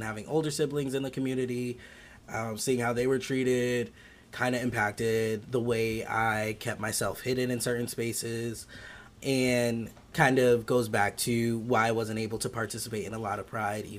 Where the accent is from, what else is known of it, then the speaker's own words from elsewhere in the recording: upstate New York, United States; born and raised in upstate New York.